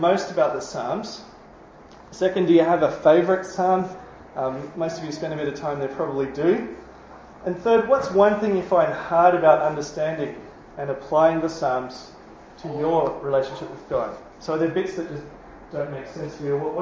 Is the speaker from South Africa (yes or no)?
no; New Zealand; now in Australia; I'm a Kiwi.